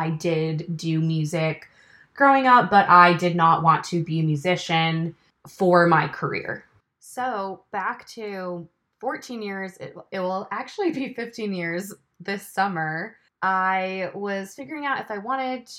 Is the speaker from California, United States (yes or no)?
yes; Los Angeles, California, United States; moved away as an adult; now in Chattanooga, United States; I'm originally from Los Angeles, California, born and raised, lived there for just under the first 26 years of my life